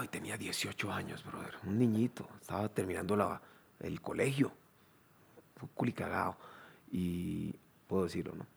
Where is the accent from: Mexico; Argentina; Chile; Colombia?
Colombia; Chocó; moved away as an adult; also born or lived in Quibdó / Bogotá / Cali / New York; Yo soy del Chocó